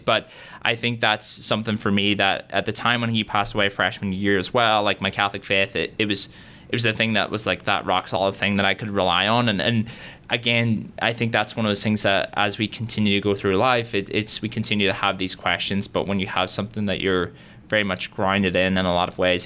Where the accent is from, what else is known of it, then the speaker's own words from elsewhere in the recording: Derry, Northern Ireland, United Kingdom; moved away as an adult; now in Notre Dame, United States; I grew up in Derry, Northern Ireland, so people always sort of get confused about the accent